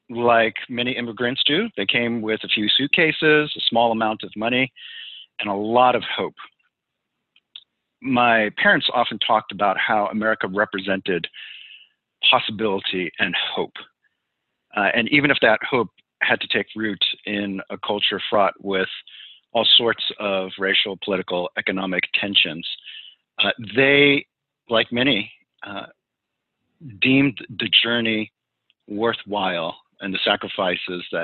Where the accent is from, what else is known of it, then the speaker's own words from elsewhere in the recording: New York City, New York, United States; born there; also born or lived in New Jersey / Pennsylvania; I was born in the Bronx in the shadow of Yankee Stadium, and lived in a few different places in New York. Eventually, our family uh, moved to New Jersey, and then from New Jersey to several different places in western Pennsylvania